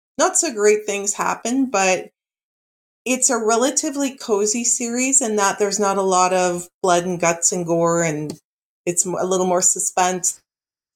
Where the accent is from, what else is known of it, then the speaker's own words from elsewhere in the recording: Alberta, Canada; now in Ontario, Canada; I grew up in Alberta